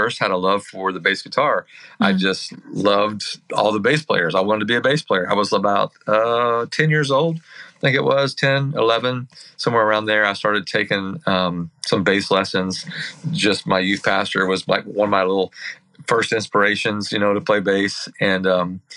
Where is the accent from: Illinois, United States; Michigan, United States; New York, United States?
Illinois, United States; Herrin; also born or lived in Centralia, Illinois; I grew up in Illinois, Southern Illinois to be exact, in a little town called Herron, Illinois